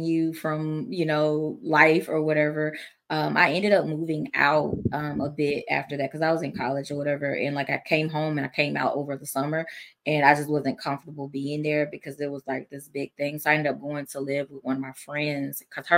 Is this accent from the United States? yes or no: yes; Georgia, United States; I'm from Georgia